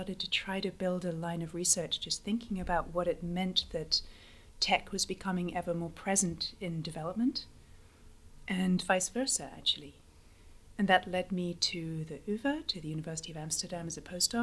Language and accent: English; London, United Kingdom; moved away as an adult; also born or lived in Mexico / United States; I'm originally from London